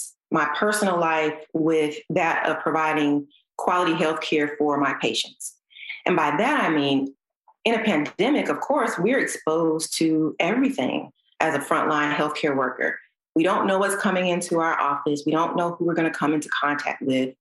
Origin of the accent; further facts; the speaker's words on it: Georgia, United States; Born and raised in Georgia